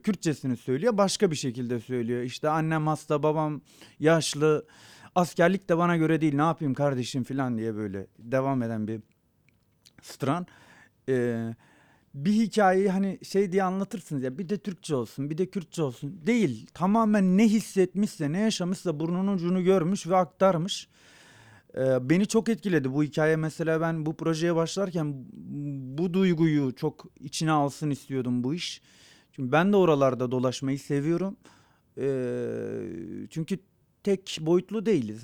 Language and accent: Turkish; Kiğı, Bingöl Province, Turkey; first language Zazaki; Turkish is a second language; moved away; also born or lived in Malatya; doğduğum yer olan Kia'nın